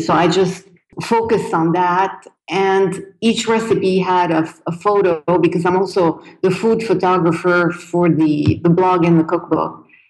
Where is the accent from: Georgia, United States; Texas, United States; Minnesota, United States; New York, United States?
Texas, United States; now in Lebanon; Are you kidding? I love Mexican food. I'm from Texas. And I miss it.